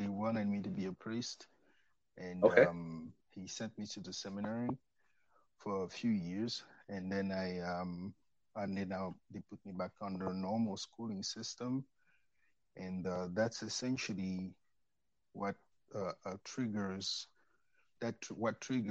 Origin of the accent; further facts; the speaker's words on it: Cameroon; moved away as an adult; also born or lived in France / St. Louis, Missouri, United States; now in United States; I'm from Cameroon